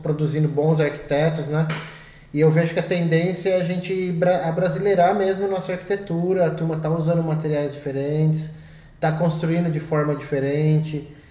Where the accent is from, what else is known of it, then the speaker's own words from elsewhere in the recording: Brazil; da cidade de Peró, que foi onde eu cresci